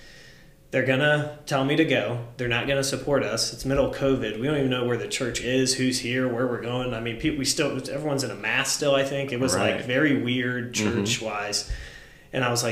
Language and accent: English; Mogadore, Ohio, United States; I grew up in Mogador. It's kind of connected. It's a couple yeah. miles outside of there.